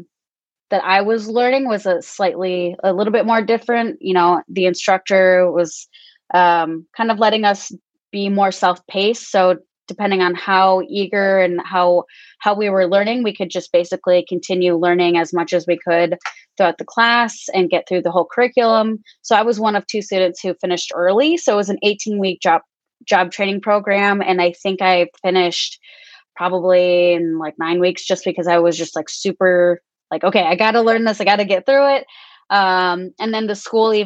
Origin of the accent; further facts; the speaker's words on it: northern Michigan, United States; also born or lived in Guatemala / Grand Rapids, Michigan; now in Indianapolis, United States; I was born in Guatemala, and I was adopted at the age of 3, and grew up in northern Michigan